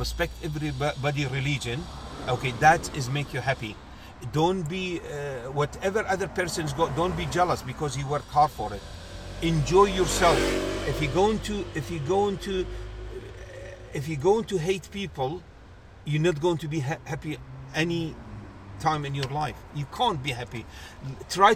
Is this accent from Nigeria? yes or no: no; Kuwait; moved away as an adult; also born or lived in Oxford, United Kingdom; now in London, United Kingdom; I was born in Kuwait. I'm from Kuwait